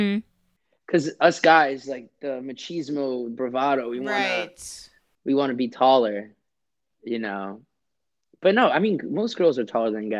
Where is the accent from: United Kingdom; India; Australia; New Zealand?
India; born there; Like you're lesser of an Indian than I am because I was born in India versus you being born there